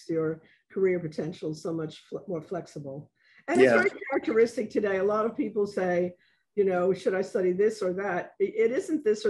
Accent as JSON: {"language": "English", "town": "New York City", "region": "New York", "country": "United States", "tie": "born or raised there", "moved": "yes", "lives_now": "New Orleans, United States", "said": "I grew up in the Bronx right across from it"}